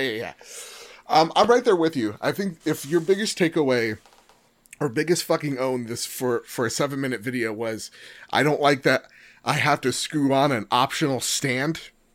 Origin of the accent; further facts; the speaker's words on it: United States; as an American